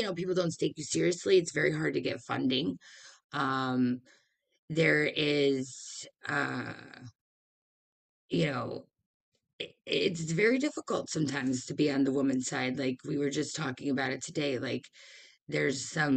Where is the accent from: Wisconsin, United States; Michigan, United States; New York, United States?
Michigan, United States; Detroit; I'm from Detroit. This is the Motor City.